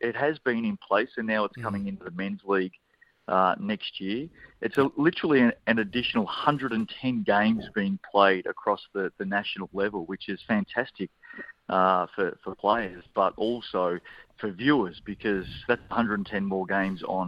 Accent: Australia; now in New Zealand; Here I am as an Aussie

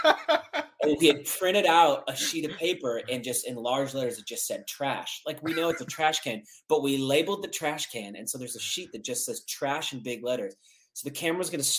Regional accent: Omaha, Nebraska, United States; moved away; growing up in Nebraska, we have a very iconic stadium there

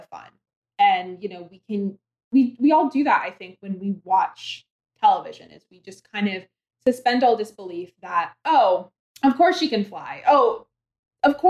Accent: Maine, United States; from Maine

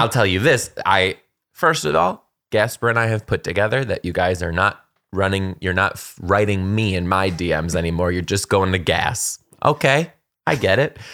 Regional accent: Michigan, United States; moved away; I grew up in Michigan

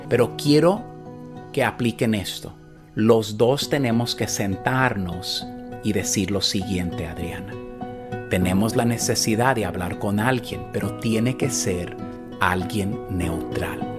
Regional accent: El Salvador; Del Salvador.

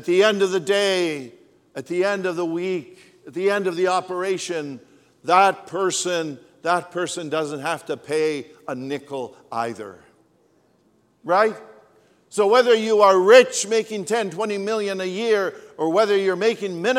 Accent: Canada; I was from Canada

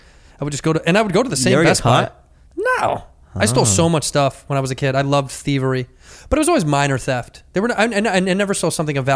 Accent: United States; we're Americans.

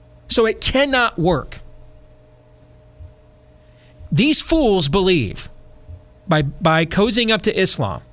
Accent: Michigan, United States; moved away; when I was growing up in Michigan

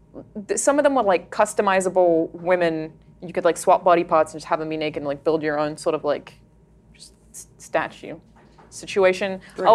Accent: Australia; I'm Australian

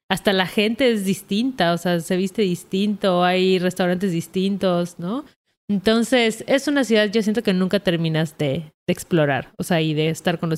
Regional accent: Mexico City, Mexico; sí, yo que soy de la Ciudad de México, toda mi

